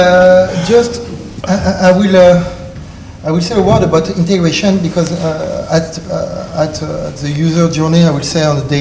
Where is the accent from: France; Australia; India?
France; accent: French; English is a second language; With my French accent